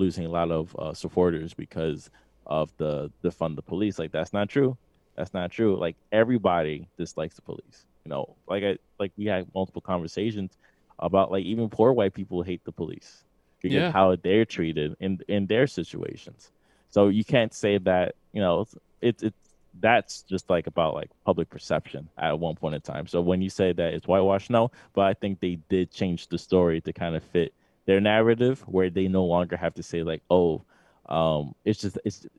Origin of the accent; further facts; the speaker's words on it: New York City, New York, United States; we're from New York City